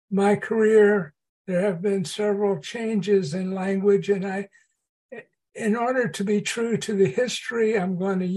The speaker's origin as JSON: {"language": "English", "town": "Port Arthur", "region": "Texas", "country": "United States", "tie": "born or raised there", "said": "a small refinery town in southeast Texas. Um, and I was I was born and raised during the period of Jim Crow"}